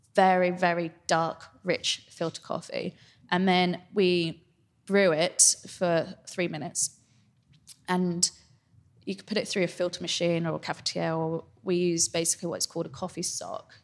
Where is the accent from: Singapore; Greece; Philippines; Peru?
Singapore; now in London, United Kingdom; home is Singapore